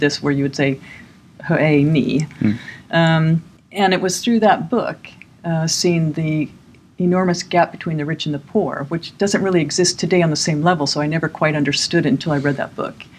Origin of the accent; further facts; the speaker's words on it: California, United States; moved away as an adult; now in Malmö, Sweden; like most Californians